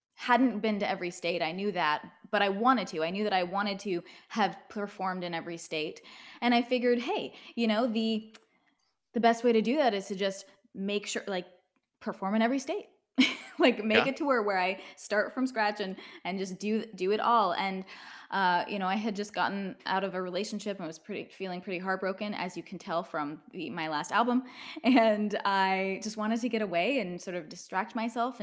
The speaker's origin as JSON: {"language": "English", "region": "Northern California", "country": "United States", "tie": "born or raised there", "also_born_or_lived": "Monterey", "lives_now": "Los Angeles, United States", "said": "I grew up in Northern California"}